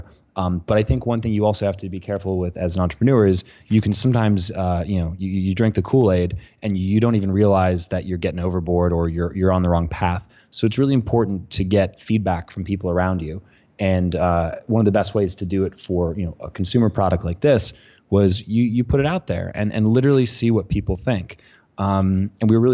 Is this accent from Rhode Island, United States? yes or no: no; Colorado, United States; I'm from Colorado. I've been wearing cowboy boots since I was a kid.